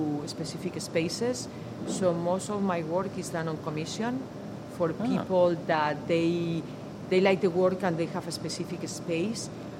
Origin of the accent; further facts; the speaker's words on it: Madrid, Community of Madrid, Spain; moved away as an adult; now in Philadelphia, United States; I'm from Madrid, Spain